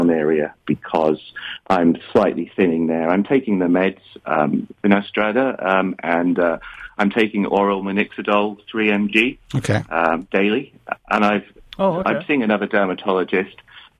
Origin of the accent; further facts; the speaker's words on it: United Kingdom; now in Sao Paulo, Brazil; I'm British.